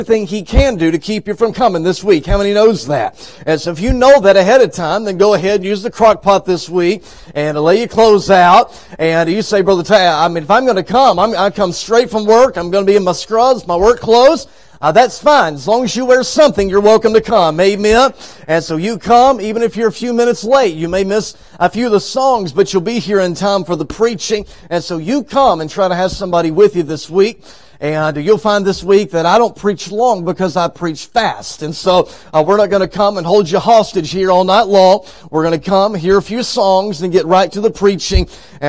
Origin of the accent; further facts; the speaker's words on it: Texas, United States; moved away as an adult; now in Arkansas, United States; I was raised in Texas, as Pastor said, but for the past 6 years, we have lived in Arkansas